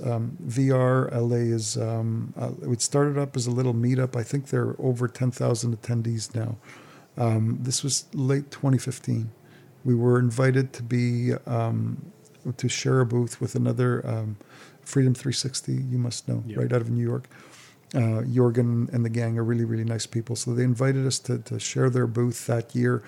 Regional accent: Montreal, Quebec, Canada; moved away; We're from Montreal originally

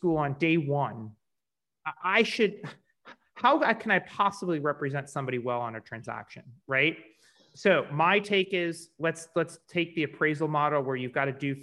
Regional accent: St. Louis, Missouri, United States; I'm from St. Louis

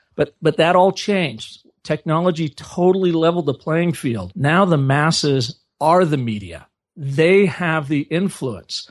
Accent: Seattle, Washington, United States; I grew up in Seattle, Washington area, the you know, northwest portion of the United States

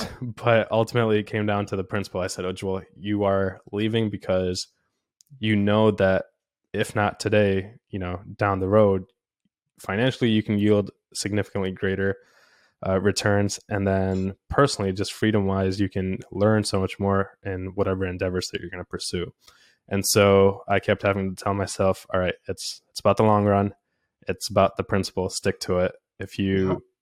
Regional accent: India; moved away; I was born in India

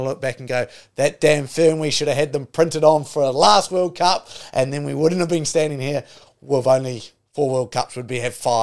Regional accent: New Zealand; I'm a New Zealander

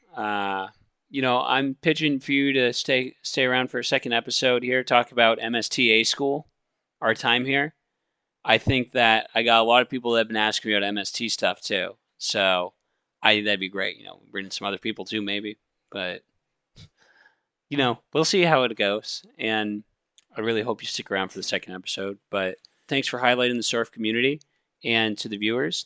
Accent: Maine, United States; I come from Maine

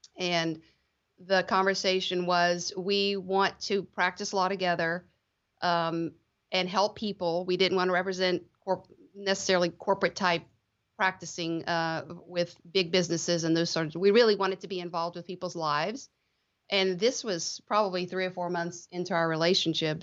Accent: Lafayette, Louisiana, United States; also born or lived in Baton Rouge, Louisiana / New Orleans, Louisiana; I grew up in the Lafayette area, Lafayette, Louisiana, South Louisiana

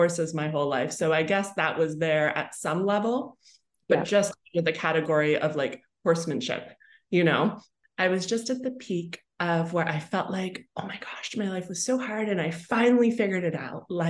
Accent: Canada; moved away as an adult; also born or lived in Toronto, Canada; now in Costa Rica; I'm Canadian

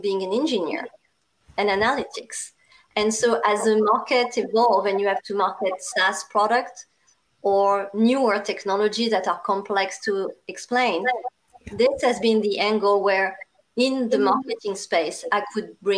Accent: France; accent: strong French; English is a second language; now in United States; I'm also a Asian with a strong French accent

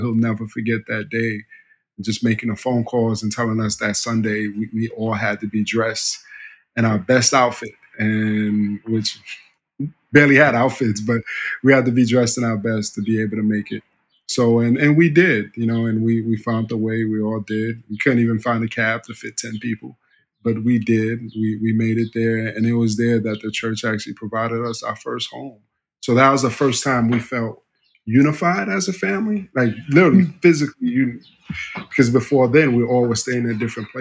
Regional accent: New York City, New York, United States; also born or lived in Haiti / Miami; I was raised in Harlem

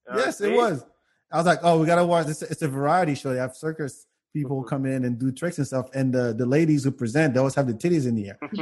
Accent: France; moved away; where I'm from, I grew up in France.

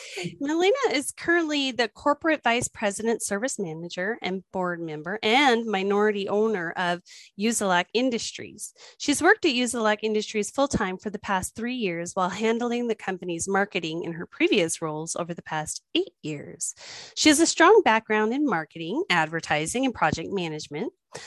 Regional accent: New Mexico, United States; when I was a kid, I grew up in New Mexico.

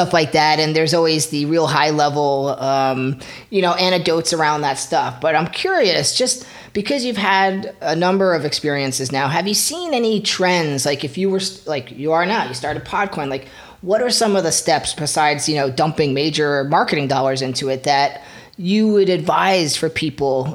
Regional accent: Flemington, New Jersey, United States; also born or lived in Philadelphia, Pennsylvania; I'm originally from New Jersey, so I was right in Central Jersey

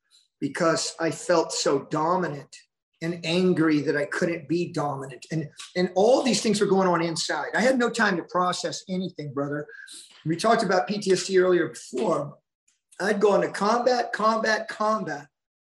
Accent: Missouri, United States; born there; I was born in Richard Gebauer's Air Base. My father was a Marine

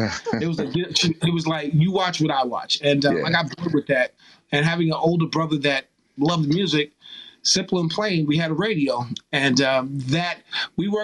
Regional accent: New York, United States; Growing up in New York, 2 a.m. on the weekend, Mr. Magic

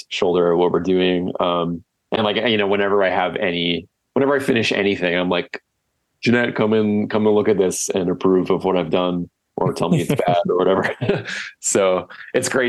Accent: Whitby, Ontario, Canada; now in Toronto, Canada; Whitby, that's where I grew up

